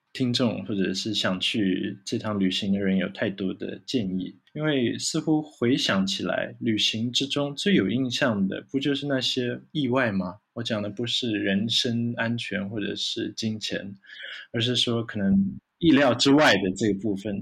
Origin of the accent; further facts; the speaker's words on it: Taiwan; 生在台湾或者长在台湾的人